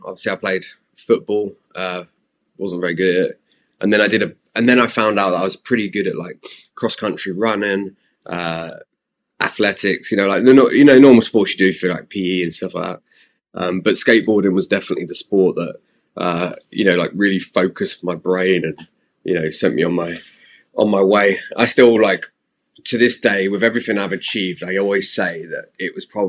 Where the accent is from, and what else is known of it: Slough, South East England, United Kingdom; now in Squamish, Canada